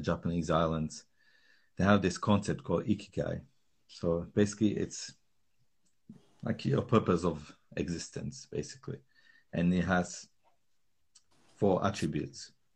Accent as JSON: {"language": "English", "country": "Slovakia", "tie": "born or raised there", "moved": "yes", "said": "I grew up in Slovakia"}